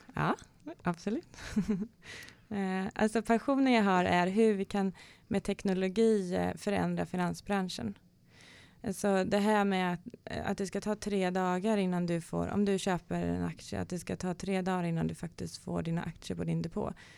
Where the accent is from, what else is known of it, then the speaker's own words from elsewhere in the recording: Kalmar, Kalmar County, Sweden; now in Stockholm, Sweden; jag är ju född i Kalmar eh, i en, fotbolls, en idrottsfamilj eh, och eh, speciellt fotboll. Min pappa var fotbollsspelare. Så är väl uppvuxen i en eh, spelarbörs